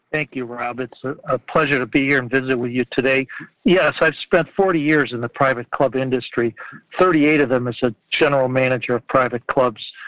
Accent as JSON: {"language": "English", "region": "Ohio", "country": "United States", "tie": "born or raised there", "said": "I grew up in Ohio, and I'm calling you now from Ohio"}